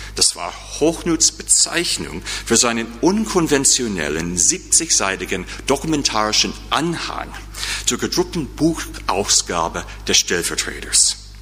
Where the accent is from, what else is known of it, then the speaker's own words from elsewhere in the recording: United States; accent: American; German is a second language; now in St. Louis, United States; mit meinem markanischen, mit meinem markanischen Akzent